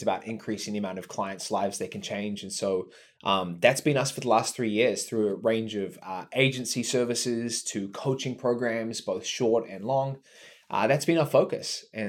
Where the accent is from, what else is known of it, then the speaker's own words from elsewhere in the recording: New Zealand; Dude, so I grew up here in New Zealand, which I think is an important note because it's radically different to a lot of the world.